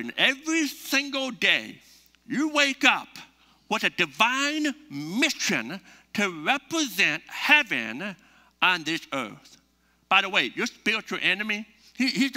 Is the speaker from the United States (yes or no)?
yes; United States; we're from the United States